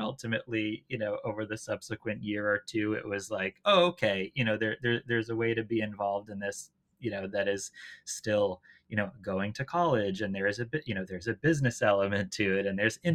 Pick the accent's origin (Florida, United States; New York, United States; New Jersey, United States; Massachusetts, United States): Massachusetts, United States; outside Boston; I grew up uh, just outside Boston, Boston area